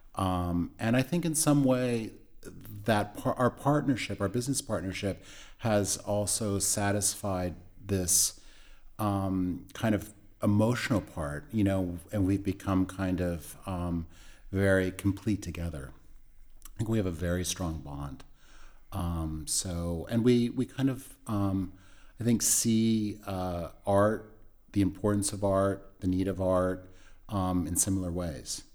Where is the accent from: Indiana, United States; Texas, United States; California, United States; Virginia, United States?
California, United States; now in New York, United States; I grew up in California